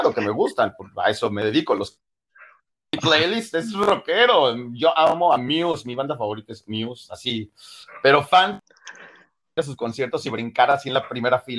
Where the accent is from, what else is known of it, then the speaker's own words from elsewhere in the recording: Mexico City, Mexico; De la Ciudad de México, Chilango.